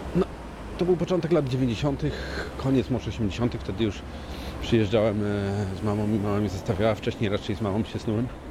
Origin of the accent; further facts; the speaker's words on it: Poznań, Greater Poland, Poland; now in Ireland; Ja też jestem z Poznania